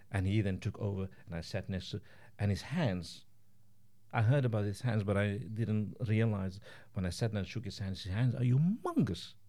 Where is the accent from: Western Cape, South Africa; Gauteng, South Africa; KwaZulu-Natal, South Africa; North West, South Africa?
Western Cape, South Africa; Cape Town; moved away as an adult; now in Estonia; I grew up in the Western Cape in Cape Town.